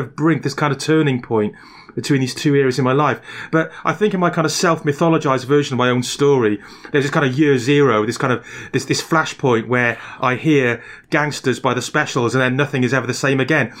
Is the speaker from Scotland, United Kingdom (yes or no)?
no; Barry, Wales, United Kingdom; accent: Welsh; also born or lived in England; my Welsh accent marked me out as a common peasant. Um, oh, and, uh, and on arriving back in Wales, I found out I'd picked up an English accent